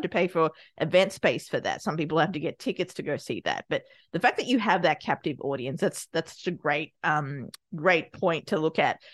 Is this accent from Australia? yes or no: yes; Australia; also born or lived in Sri Lanka; I was born in Sri Lanka, raised in Australia